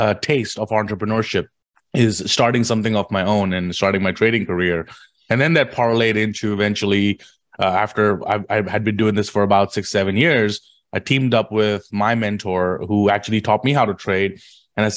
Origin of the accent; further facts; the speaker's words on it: India; moved away as an adult; also born or lived in London; now in New York City, United States; I grew up in India. I was born and raised in India.